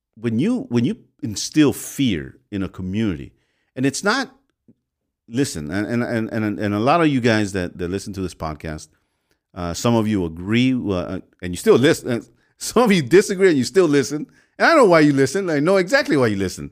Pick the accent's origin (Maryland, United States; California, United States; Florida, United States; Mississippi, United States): California, United States; Los Angeles; I was raised in the MacArthur Park area and in South Central back and forth.